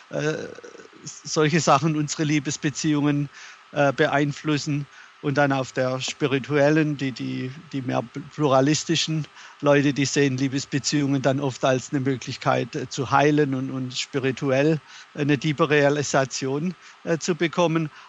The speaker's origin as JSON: {"language": "German", "country": "Germany", "tie": "born or raised there", "moved": "as an adult", "lives_now": "United States", "said": "ich bin in, in Deutschland aufgewachsen, habe auch dort geheiratet, äh, hatte mit meiner Frau zwei Töchter, als wir hierher gezogen sind in die USA 1995 und hatten dann noch eine dritte Tochter hier."}